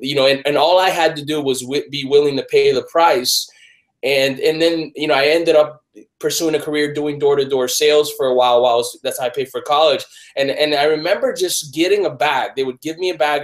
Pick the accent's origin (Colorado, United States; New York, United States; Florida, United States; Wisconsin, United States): Florida, United States; Miami; I grew up in Miami